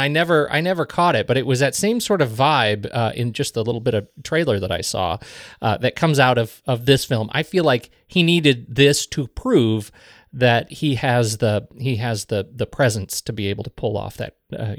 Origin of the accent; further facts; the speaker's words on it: Colorado, United States; No, neither of us. No, we're from Colorado.